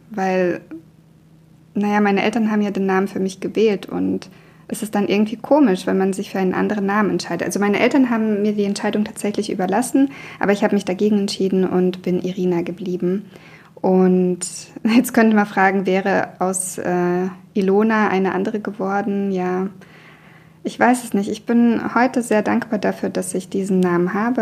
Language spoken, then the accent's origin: German; Buchen, Baden-Württemberg, Germany; first language Russian; moved away as an adult; also born or lived in Russia; now in Mannheim, Germany; In Buchen, wo ich aufgewachsen bin, wird ja auch so ein Dialekt gesprochen. Also Buchen gehört zu Baden.